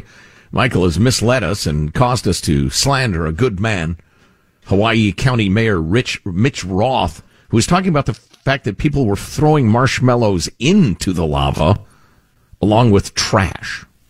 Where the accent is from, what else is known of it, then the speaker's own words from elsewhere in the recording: Netherlands; English is a second language; I grew up in the Netherlands in the 60s and 70s.